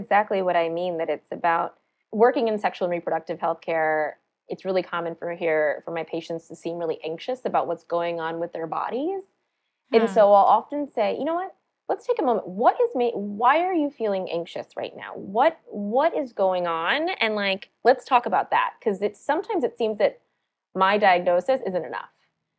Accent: South Carolina, United States; born there; I was born in South Carolina, but my parents were born and raised in India.

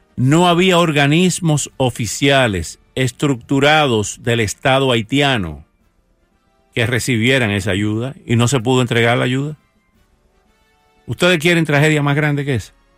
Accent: Santo Domingo, Dominican Republic; moved away; also born or lived in Coral Gables, United States; nací en Santo Domingo

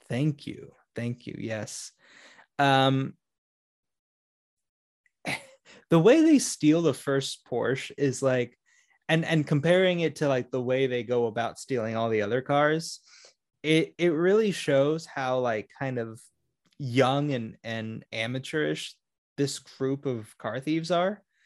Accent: Orlando, Florida, United States; I grew up in Orlando

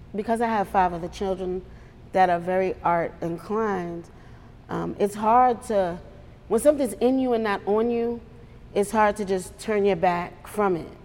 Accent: New York, United States; moved away; I'm from New York

